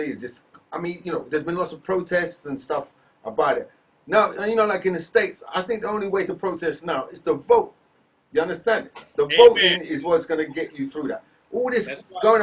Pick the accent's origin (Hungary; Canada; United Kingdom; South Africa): United Kingdom; England; being English